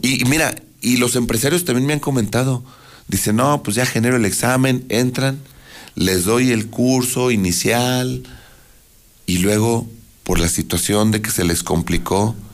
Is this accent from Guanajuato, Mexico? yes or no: no; Aguascalientes, Mexico; yo vivo en Aguascalientes, nací en Aguascalientes, crecí en Aguascalientes y no me voy a ir de Aguascalientes.